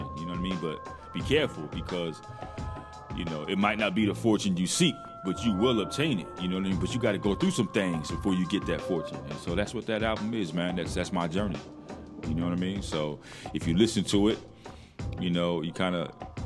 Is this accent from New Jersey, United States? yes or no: yes; Morristown, New Jersey, United States; I'm from Morristown, New Jersey. That's my hometown.